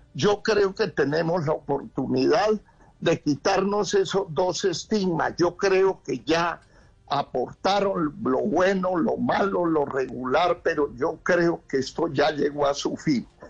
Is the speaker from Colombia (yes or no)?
yes; Colombia; somos los colombianos